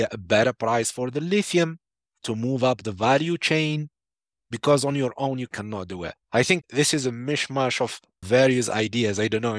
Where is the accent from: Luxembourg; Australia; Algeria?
Algeria; Started in Sudan, and then went to my home country, Algeria, and then Iraq and Lebanon.